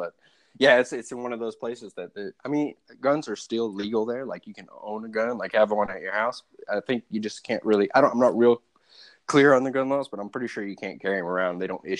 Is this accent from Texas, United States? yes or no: no; Oklahoma City, Oklahoma, United States; moved away; Where I grew up, I'm not from DC. I grew up in Oklahoma City, so right in the middle of the country.